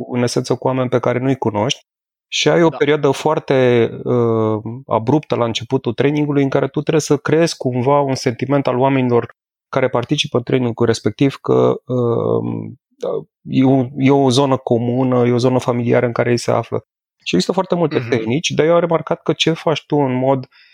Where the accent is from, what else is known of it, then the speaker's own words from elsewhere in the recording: Brașov, Brașov County, Romania; la Brașov, de unde sunt eu